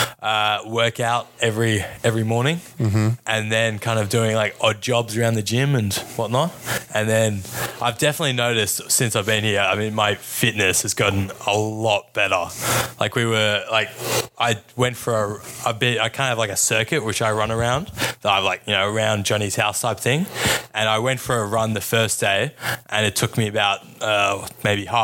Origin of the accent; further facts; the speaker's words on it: Sydney, New South Wales, Australia; I'm from Sydney, Australia